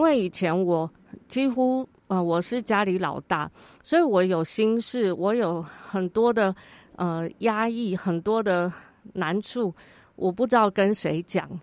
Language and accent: Chinese; Taichung, Taiwan; 所以从小我有机会，有大概六七年的时间住在里面，都是跟外国小朋友，外国的家庭一起长大。